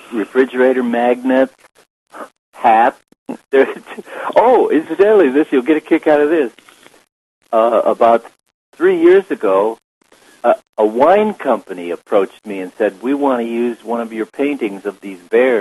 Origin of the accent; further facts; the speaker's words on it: Chicago, Illinois, United States; moved away; also born or lived in Vero Beach / Miami; I grew up in Chicago